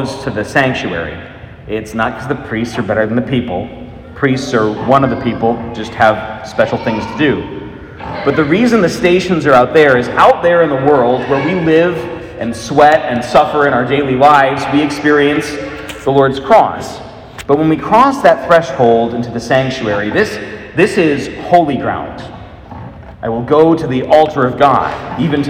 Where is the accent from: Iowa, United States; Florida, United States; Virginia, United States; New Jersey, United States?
Iowa, United States; Des Moines; moved away; I am from Des Moines, though I was gone for many, many years